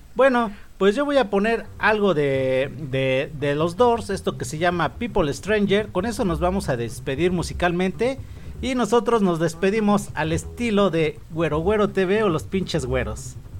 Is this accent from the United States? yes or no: no; Mexico; como mexicanos